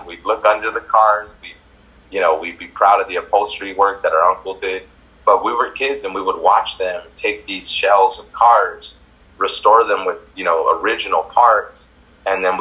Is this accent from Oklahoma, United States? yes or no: no; Santa Ana, California, United States; I grew up in Santa Ana, born and raised here